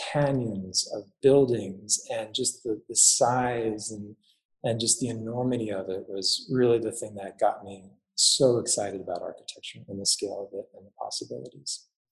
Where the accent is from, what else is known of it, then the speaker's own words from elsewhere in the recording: Long Island, New York, United States; I grew up on Long Island